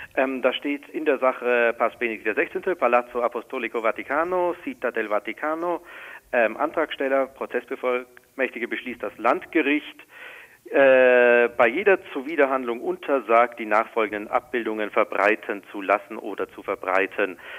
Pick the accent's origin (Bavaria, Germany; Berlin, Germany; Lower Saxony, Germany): Bavaria, Germany; Regensburg; in Regensburg, meiner Heimatstadt